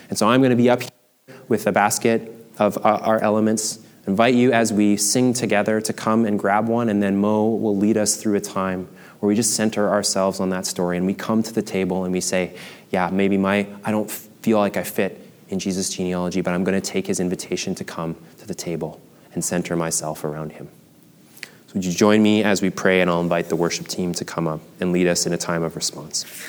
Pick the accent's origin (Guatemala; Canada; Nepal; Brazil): Canada; I am a Canadian, German, Chinese male